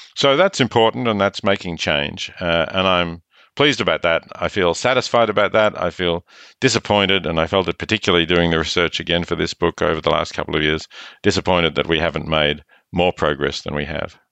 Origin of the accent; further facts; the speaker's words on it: Australia; I'm Australian